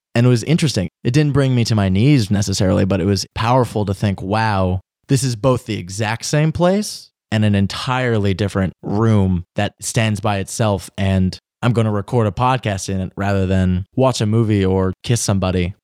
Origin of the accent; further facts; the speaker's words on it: Washington, District of Columbia, United States; my hometown. I'm from D C